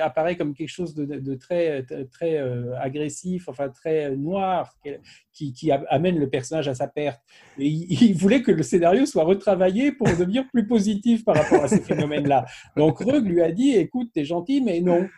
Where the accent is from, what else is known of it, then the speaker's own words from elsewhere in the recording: Paris, Île-de-France, France; chez nous à Paris